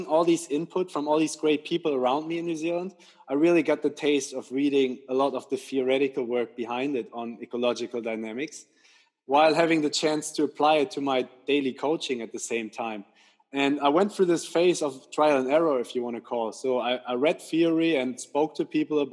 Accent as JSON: {"language": "English", "country": "Germany", "moved": "as an adult", "lives_now": "England", "said": "I'm originally from Germany"}